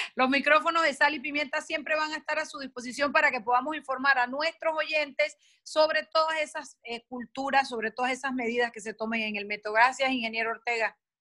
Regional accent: Panama; los panameños frente al estímulo correcto respondemos de manera correcta

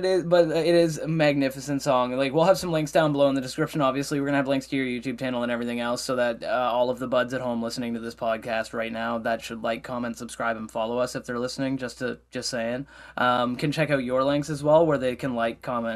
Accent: Nova Scotia, Canada; as a fellow Nova Scotian, you know, as a Nova Scotian, as a Canadian, I'm very proud of you guys

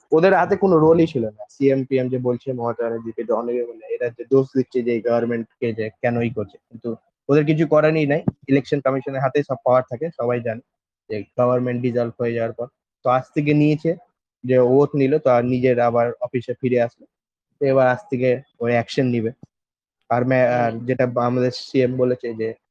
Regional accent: West Bengal, India; আমরা ওয়েস্ট বেঙ্গল থেকে বিলং করি ঠিক আছে ইন্ডিয়ার ওয়ান অফ দ্য স্টেট হচ্ছে ওয়েস্ট বেঙ্গল

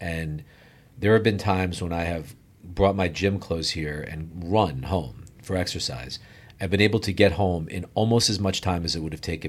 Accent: New Jersey, United States; also born or lived in Arizona; now in Miami, United States; So I grew up in New Jersey, went to college in Arizona, and my family moved to Broward County, and I came here to the University of Miami.

